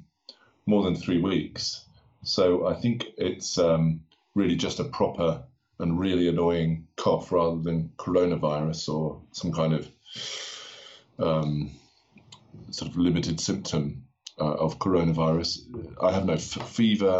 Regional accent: London, United Kingdom; moved away as an adult; also born or lived in Berlin, Germany; now in Aosta, Italy; places that I used to live in London, where I'm from

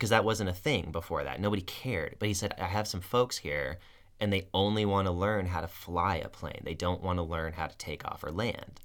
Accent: United States; as an American citizen who's never been in the military

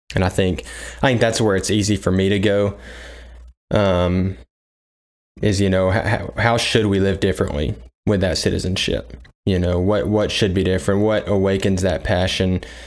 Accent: United States; as an American

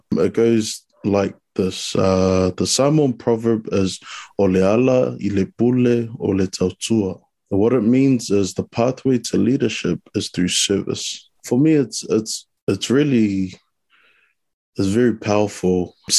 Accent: New Zealand; So I was born in New Zealand, obviously full Samoan, brought up around my culture

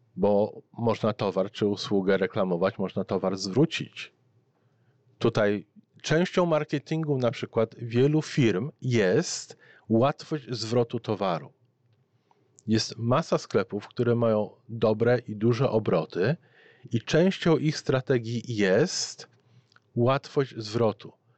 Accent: Poland; born or raised there; moved away as an adult; now in Canada

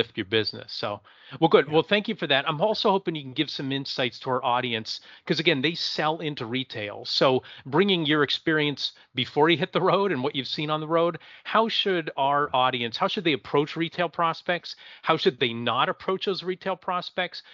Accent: Erie, Pennsylvania, United States; I'm from Erie, Pennsylvania

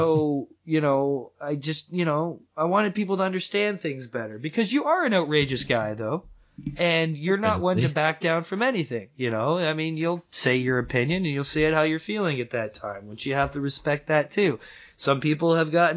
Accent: Canada; I'm Canadian

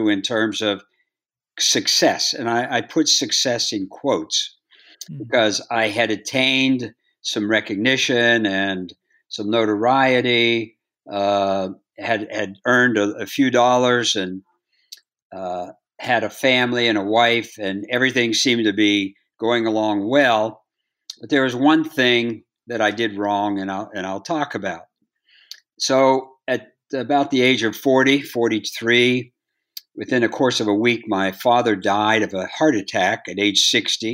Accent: Bridgeport, Ohio, United States; I grew up in Bridgeport, Ohio, 5,000 people, 20 bars and 30 dogs

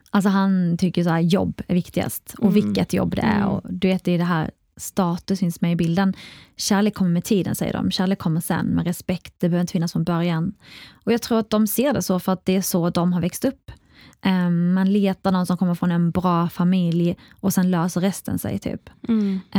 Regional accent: Iraq; now in Sweden; men man får inte heller glömma, i alla fall Irak, där jag kommer ifrån, och andra länder, så har inte barnet alls i närheten av samma rättigheter som man har i Sverige.

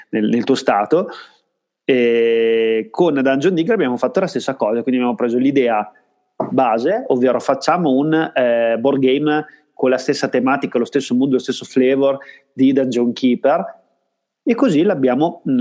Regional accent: Parma, Emilia-Romagna, Italy; Io vengo da Parma

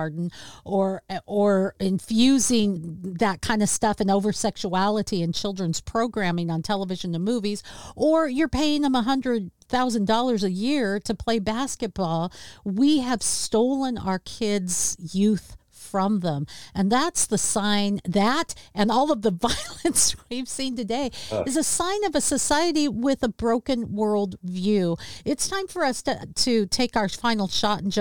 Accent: Seattle, Washington, United States; my hometown

